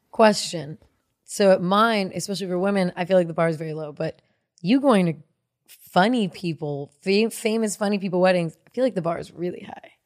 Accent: Cupertino, California, United States; moved away; also born or lived in Santa Clara; I'm from Silicon Valley

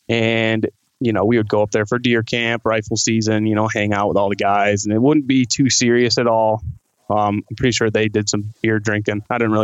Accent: Dorr, Michigan, United States; I grew up in the Grand Rapids area my entire life. just in a little town called Door. So it's south of Grand Rapids.

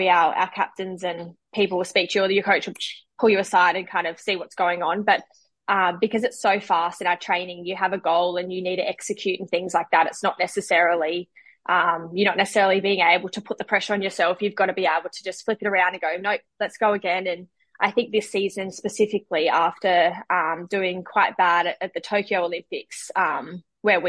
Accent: Glenmorgan, Queensland, Australia; born or raised there; moved away as an adult; also born or lived in Northern Territory

